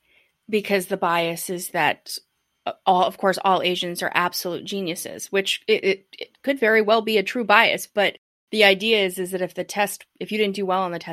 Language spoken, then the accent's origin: English; United States; I'm white. I'm from America.